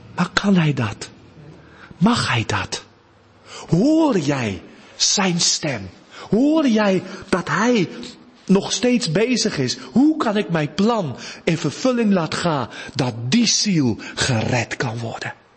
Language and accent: Dutch; South Africa; Dutch is a second language; moved away; uit Zuid-Afrika